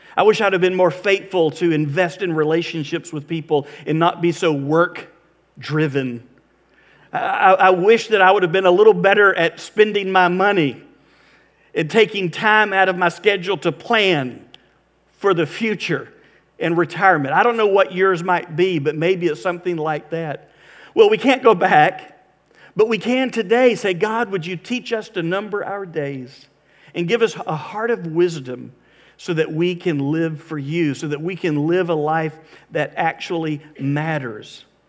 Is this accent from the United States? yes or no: yes; Florida, United States; we're from Florida. We're not used to having to think about ice